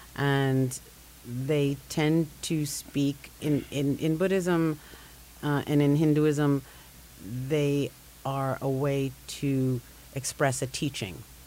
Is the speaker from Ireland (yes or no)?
no; Jamaica; now in Brooklyn, United States; I'm Jamaican born, Brooklyn based